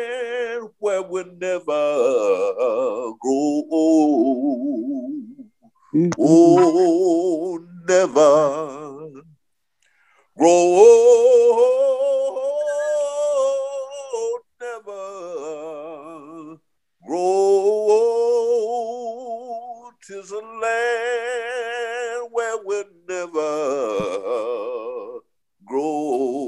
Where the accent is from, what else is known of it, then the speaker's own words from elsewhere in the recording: Chicago, Illinois, United States; I'm one of them crazy West Side boys from Chicago